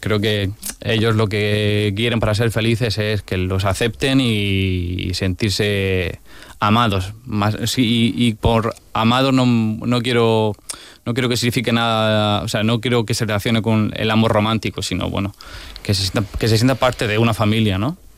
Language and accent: Spanish; Region of Murcia, Spain; cómo somos los murcianos